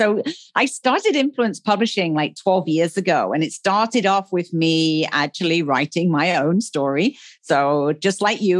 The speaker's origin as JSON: {"language": "English", "region": "England", "country": "United Kingdom", "also_born_or_lived": "Africa", "moved": "as an adult", "lives_now": "Puerto Vallarta, Mexico", "said": "Originally, I am from England. Some people hear that from my accent. I actually left England like 20 years ago."}